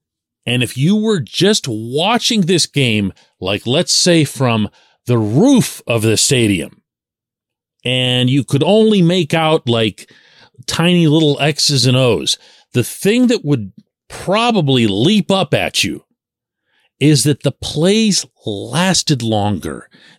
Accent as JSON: {"language": "English", "town": "Pittsburgh", "region": "Pennsylvania", "country": "United States", "tie": "born or raised there", "said": "I'm born and raised in Pittsburgh, but all of my relatives and the rest of the tree, I guess, is on that side of the water."}